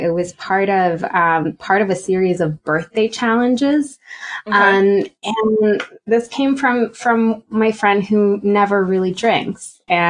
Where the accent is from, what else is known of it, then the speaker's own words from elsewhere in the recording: Romania; English is a second language; moved away as an adult; now in United States; I'm from Romania, born and raised. Yeah, you wouldn't hear it in my accent, but born and raised, came to the States for college.